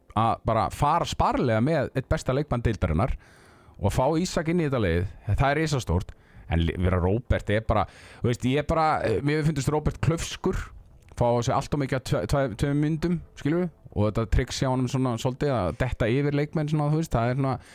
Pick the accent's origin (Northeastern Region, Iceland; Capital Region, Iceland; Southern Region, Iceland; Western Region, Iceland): Northeastern Region, Iceland; Akureyri; moved away; ég er frá Akureyri og æfði handbólta og ég fer fyrir göng með rútu á túneringu sem lítið barn